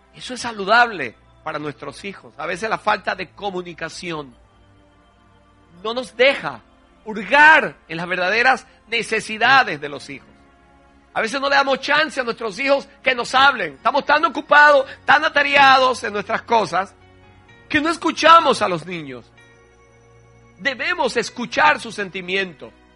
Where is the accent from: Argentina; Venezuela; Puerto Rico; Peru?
Venezuela; En Venezuela decimos cola